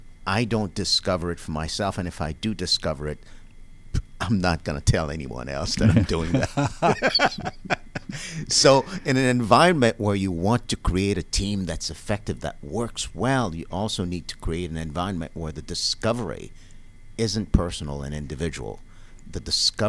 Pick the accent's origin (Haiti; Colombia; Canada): Haiti; moved away; I'm from Haiti.